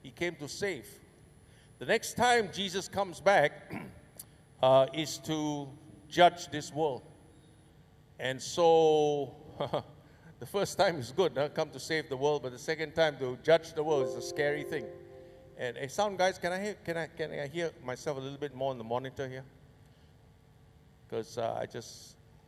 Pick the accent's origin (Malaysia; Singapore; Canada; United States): Singapore; My grandpa and my dad came from Banjarmasin, you know, and I was born in Singapore